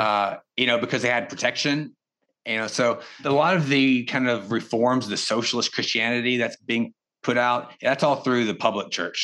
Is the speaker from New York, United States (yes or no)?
no; East Texas, United States; moved away as an adult; also born or lived in China; I grew up in East Texas, a poor family